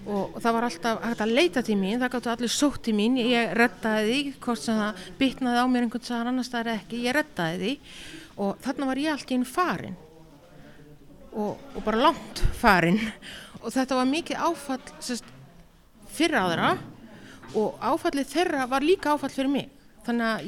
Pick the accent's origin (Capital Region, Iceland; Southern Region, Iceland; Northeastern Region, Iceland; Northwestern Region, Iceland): Northwestern Region, Iceland; now in Reykjavík, Iceland; Herðu, ég er skagfyrðingur, ég er fætt og alveg upp í skagafyrði.